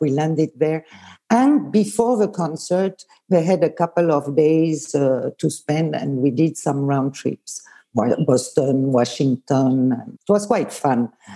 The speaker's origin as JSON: {"language": "English", "town": "Lausanne", "region": "Vaud", "country": "Switzerland", "tie": "born or raised there", "also_born_or_lived": "Bern", "first_language": "Swiss German", "second_language": "English", "said": "I was born in Bern, but I grew up in Lausanne."}